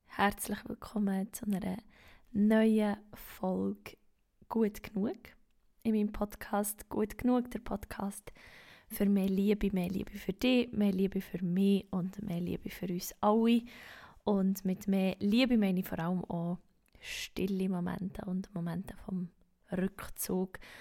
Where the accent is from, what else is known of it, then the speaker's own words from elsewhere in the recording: Bern, Switzerland; Ich bin eine Berner Singer-Songwriterin